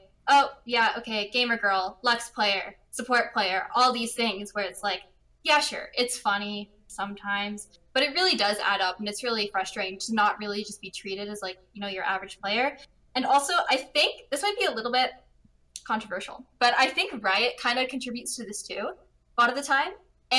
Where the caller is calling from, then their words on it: Vancouver, British Columbia, Canada; I'm calling from Vancouver, Canada.